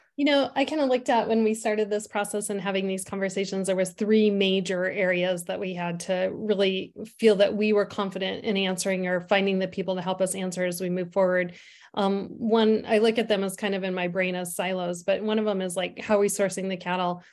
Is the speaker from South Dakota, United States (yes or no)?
yes; Sturgis, South Dakota, United States; now in Faulkton, United States; I was raised on the western part of the state, so I'm originally from the Sturgis area